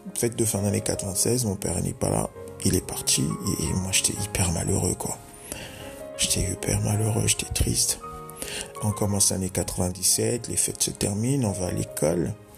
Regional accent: Dolisie, Niari, Republic of the Congo; chez moi au Congo-Brazzaville

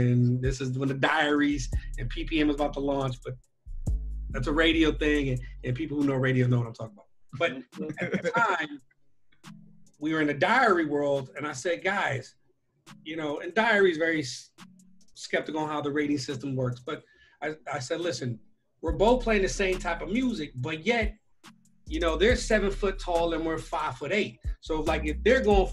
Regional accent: Long Beach, California, United States; I'm from Long Beach, so I was born and raised. So clearly I'm a West Coast guy.

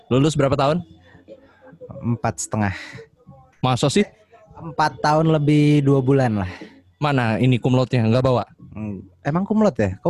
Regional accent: Jakarta, Indonesia; born there; also born or lived in Yogyakarta; Tapi saya lahir di Jakarta di Priok

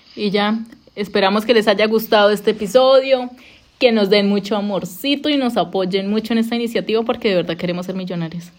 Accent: Colombia; moved away as an adult; now in United States; cuando me fui de Colombia

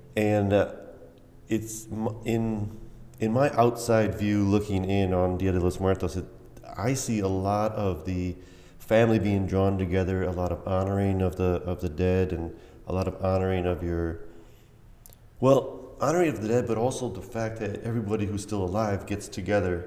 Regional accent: United States; I was a little kid and I was just, I, you know, I was coming from the States

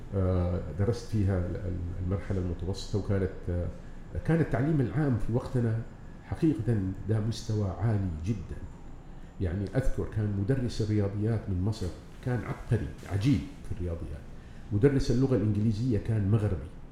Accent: Jeddah, Makkah Province, Saudi Arabia; moved away as an adult; also born or lived in Yanbu; أنا تولدت في جدة من أسرة كريمة طيبة أنعم الله عليه بها، متواضعة، عادية

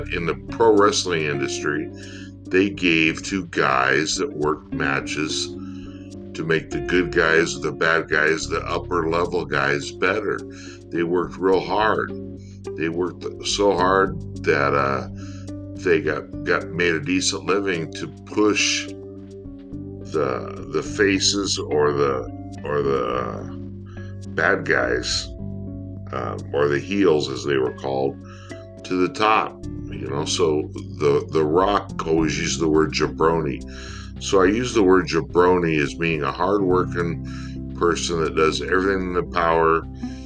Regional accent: United States; being an American

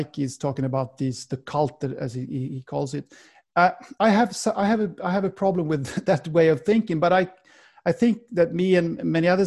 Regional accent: Sweden; accent: Swedish; first language Swedish; English is a second language; my mother tongue, in Swedish.

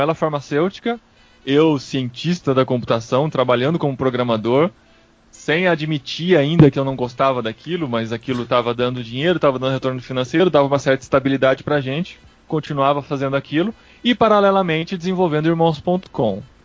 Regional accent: Piracicaba, São Paulo, Brazil; como uma criança no interior de São Paulo, sou de Piracicaba

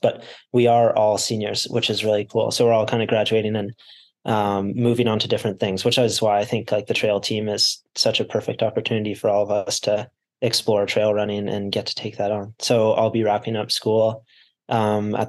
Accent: Canmore, Alberta, Canada; moved away as an adult; now in Utah, United States; I grew up in Canada, in the small town, Canmore in the Rocky Mountains

